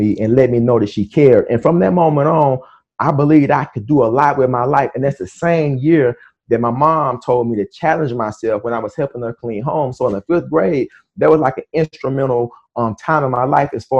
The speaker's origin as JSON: {"language": "English", "town": "Houston", "region": "Texas", "country": "United States", "tie": "born or raised there", "also_born_or_lived": "Missouri City, Texas / Jasper, Texas", "said": "I was born in Houston, and we stayed in the inner city of Houston, Third Ward. And so like in 83, 84, we moved to Missouri City, Texas, which is the suburbs of Houston"}